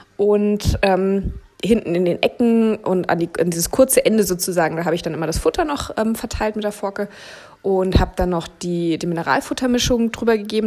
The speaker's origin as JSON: {"language": "German", "region": "Berlin", "country": "Germany", "tie": "born or raised there", "moved": "as an adult", "said": "ich bin in Berlin geboren und aufgewachsen"}